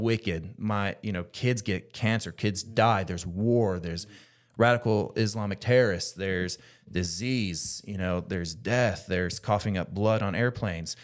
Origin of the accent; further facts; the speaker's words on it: United States; me specifically being American